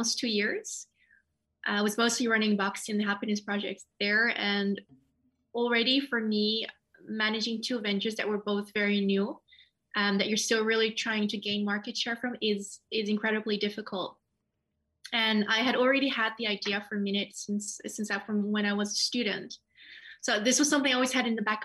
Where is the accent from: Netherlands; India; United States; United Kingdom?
Netherlands; also born or lived in Nepal; We moved to the Netherlands when I was very young, so I pretty much grew up here